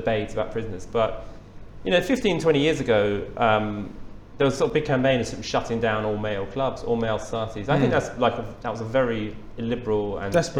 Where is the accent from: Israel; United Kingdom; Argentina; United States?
United Kingdom; England; as an Englishman